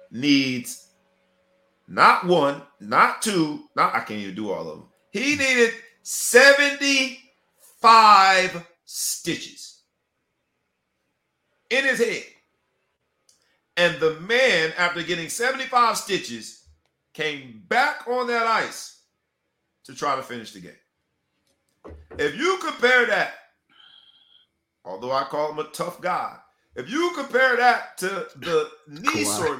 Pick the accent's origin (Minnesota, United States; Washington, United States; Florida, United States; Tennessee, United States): Florida, United States; Fort Lauderdale; I'm from the Northwest section of Fort Lauderdale, baby.